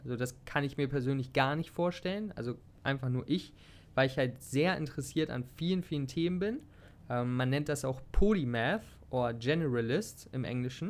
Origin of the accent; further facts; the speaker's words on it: Hanover, Lower Saxony, Germany; moved away as an adult; now in Thailand; ich komme aus der Nähe, beziehungsweise aus Hannover, könnte man sagen.